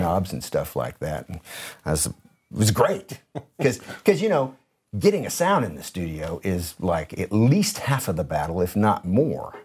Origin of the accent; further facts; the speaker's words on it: Detroit, Michigan, United States; also born or lived in San Jose area, California / Minnesota; we moved to Detroit from around the San Francisco, San Jose area of California, uh, to go to sixth grade